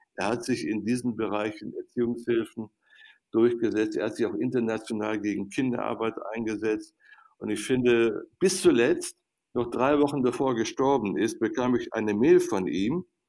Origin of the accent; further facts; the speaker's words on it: Viersen district, North Rhine-Westphalia, Germany; in meiner Heimat am Niederrhein im Kreis Viersen